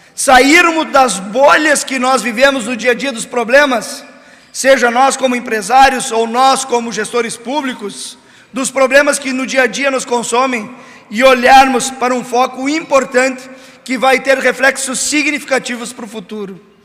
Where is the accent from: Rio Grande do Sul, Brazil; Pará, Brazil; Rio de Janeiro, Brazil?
Rio Grande do Sul, Brazil; São Borja; natural da minha própria São Borges, minha terra natal